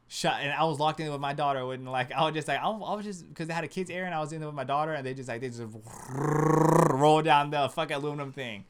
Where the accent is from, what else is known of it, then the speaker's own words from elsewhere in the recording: West Covina, California, United States; we grew up in West Covina